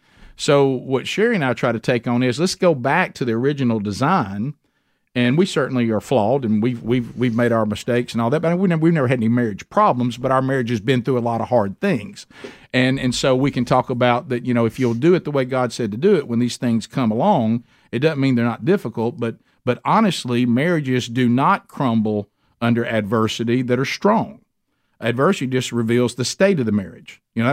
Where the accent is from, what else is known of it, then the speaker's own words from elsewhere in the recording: Calhoun County, Alabama, United States; I went to Oxford High School. I said, I'm from Calhoun County.